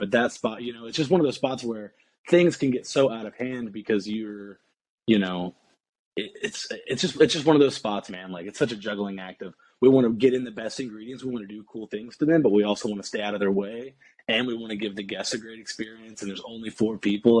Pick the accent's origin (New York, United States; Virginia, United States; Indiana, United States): Indiana, United States; Indianapolis; moved away as an adult; I'm from basically the south side of Indianapolis, kind of like a small suburb uh, on the south side of Indianapolis. And I kind of stayed there forever